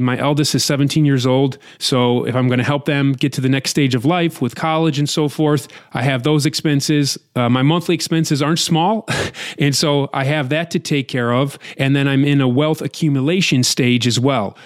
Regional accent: United States; as an American

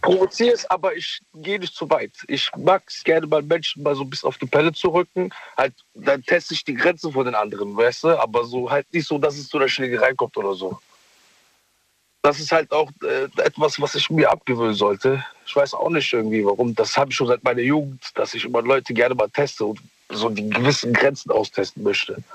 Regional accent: Mogadishu, Banaadir, Somalia; now in Germany; ich komme aus Mogadischu

